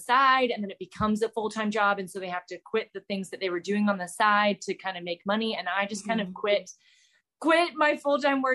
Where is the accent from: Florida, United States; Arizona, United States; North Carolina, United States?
North Carolina, United States; Charlotte; moved away as an adult; also born or lived in Clemson, South Carolina; now in Charleston, United States; I am from Charlotte, North Carolina. Born and raised there